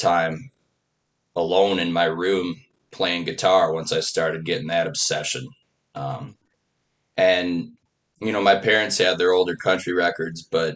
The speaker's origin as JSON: {"language": "English", "town": "Sauk City", "region": "Wisconsin", "country": "United States", "tie": "born or raised there", "also_born_or_lived": "Spring Green, Wisconsin / Whitewater, Wisconsin / Oconomowoc, Wisconsin", "lives_now": "Palmyra, United States", "said": "I grew up, I always say, from Sauk City"}